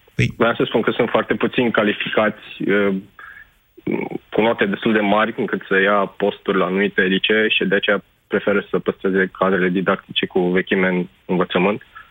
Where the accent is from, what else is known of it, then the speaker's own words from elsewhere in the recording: Deva, Hunedoara County, Romania; Deva, de unde sunt eu